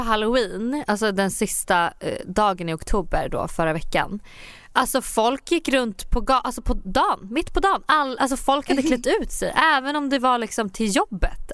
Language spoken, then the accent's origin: Swedish; Sweden; moved away as an adult; now in New York, United States; jag sa att jag var från Sverige.